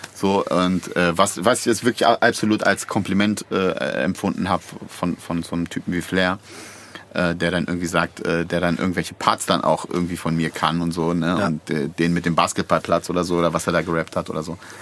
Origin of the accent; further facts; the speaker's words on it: Bad Pyrmont, Lower Saxony, Germany; das Tropicana war der Club in Bad Pyrmont, wo ich aufgewachsen bin